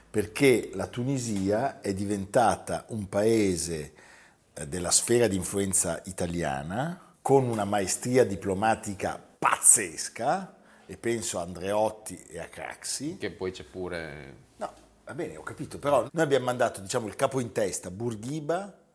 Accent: Modena, Emilia-Romagna, Italy; Sono modenese.

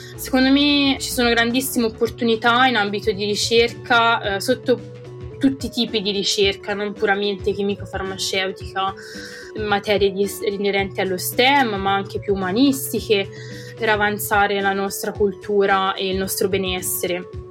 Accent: Italy; moved away as an adult; now in United Kingdom; I miei amici italiani che vivono insomma tuttora nel paese dove sono cresciuta

